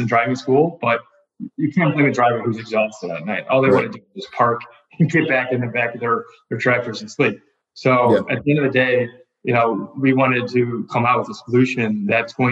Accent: Wilmette, Illinois, United States; grew up in the North Shore part of Chicago. So actually grew up in a small town called Wilmette

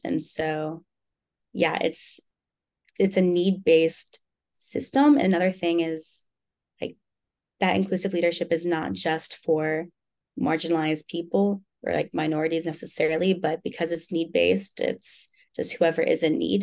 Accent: Birmingham, Alabama, United States; moved away; also born or lived in Arkansas; I am from Birmingham, Alabama, and I go to school in Arkansas

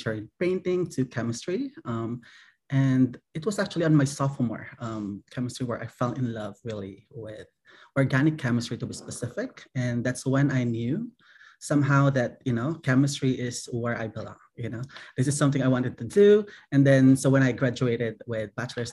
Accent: Philippines; moved away as an adult; also born or lived in Michigan / Utah; I'm originally from the Philippines. That's where I grew up

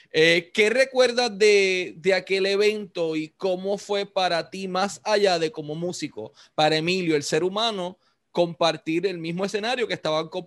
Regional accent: Puerto Rico; te pregunto eso mismo como puertorriqueño que soy.

